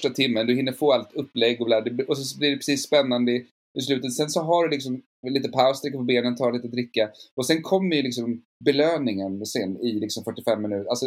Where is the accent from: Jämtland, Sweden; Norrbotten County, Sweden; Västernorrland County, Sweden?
Norrbotten County, Sweden; Luleå; now in Stockholm, Sweden; Alltså jag flyttade till Stockholm från Luleå för att jobba på Dramaten efter scenskolan.